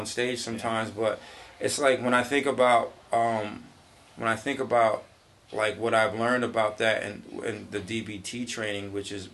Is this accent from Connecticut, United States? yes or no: yes; New Britain, Connecticut, United States; moved away; I was back in my hometown in New Britain